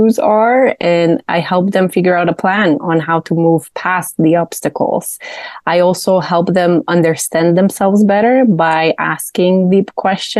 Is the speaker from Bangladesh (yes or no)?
no; Poland; moved away as an adult; now in Charlotte, United States; I was born in Poland. I was raised there. I went to college there